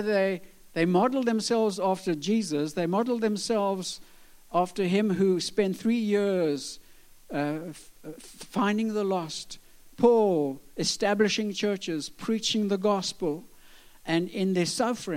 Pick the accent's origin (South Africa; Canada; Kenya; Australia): South Africa; also born or lived in Switzerland; South Africa